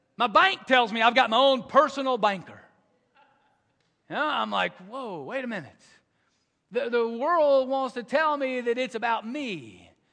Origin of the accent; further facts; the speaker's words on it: the South, United States; I grew up in the South